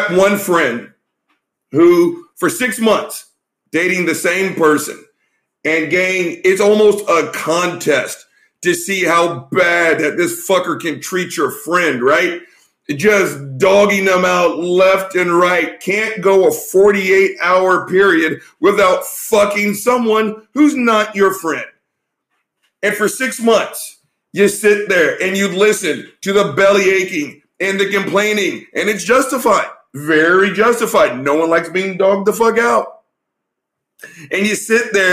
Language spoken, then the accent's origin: English; Texas, United States; we're Texans. We're from the South